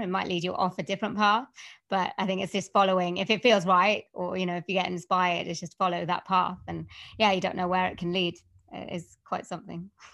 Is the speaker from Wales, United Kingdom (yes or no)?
yes; Wales, United Kingdom; accent: Welsh; I can do a Welsh accent, 'cause I come from Wales, so I do Welsh accents